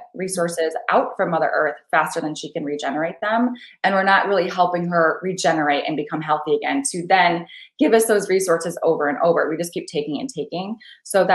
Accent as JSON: {"language": "English", "region": "Michigan", "country": "United States", "tie": "born or raised there", "said": "I was raised on a farm in like the smallest town in Michigan, basically right here, one stoplight"}